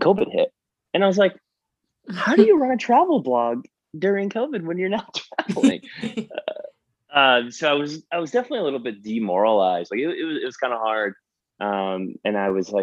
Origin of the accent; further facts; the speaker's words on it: Connecticut, United States; moved away as an adult; also born or lived in New Jersey / Paterson, New Jersey / New York City; now in San Francisco, United States; I was born in New Jersey. So a lot of my family is still there. And I was basically raised and went to school in Connecticut